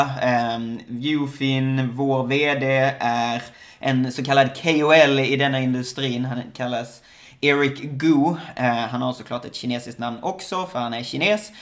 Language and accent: Swedish; Skåne, Sweden; now in Shanghai, China; Det är vissa som inte förstår vad mitt efternamn är för någonting, för jag kommer från Skåne